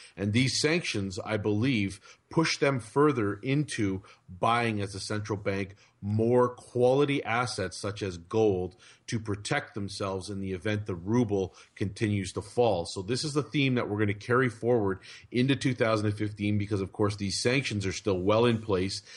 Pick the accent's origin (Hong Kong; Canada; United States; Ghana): Canada; as a Canadian